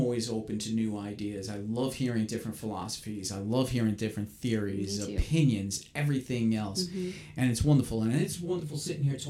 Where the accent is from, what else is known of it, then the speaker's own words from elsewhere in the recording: New York City, New York, United States; I grew up in New York City. That's where I was born and raised.